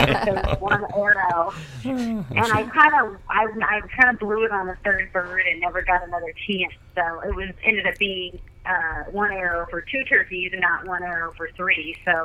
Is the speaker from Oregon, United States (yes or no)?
yes; Oregon, United States; I was born and raised in Oregon, and I kind of grew up backcountry hunting.